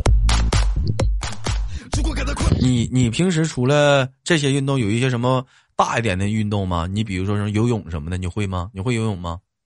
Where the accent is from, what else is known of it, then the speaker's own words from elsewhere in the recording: Changchun, Jilin, China; 我们长春这边就冬泳特别多